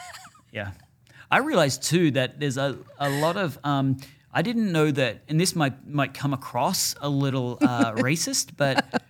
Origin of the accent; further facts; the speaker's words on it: Australia; moved away; Yeah, I'm from Australia. I'm from warm climates.